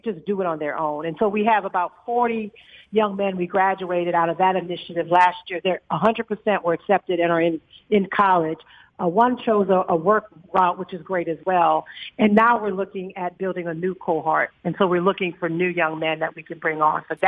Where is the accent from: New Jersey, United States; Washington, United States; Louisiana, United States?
Louisiana, United States; New Orleans; moved away as an adult; now in Dallas, United States; I grew up, you know, I'm originally from New Orleans